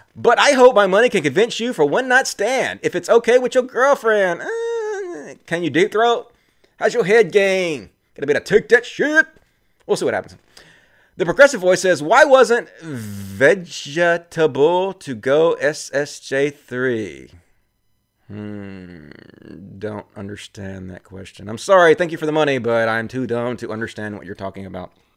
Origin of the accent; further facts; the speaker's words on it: Mississippi, United States; I'm from Mississippi.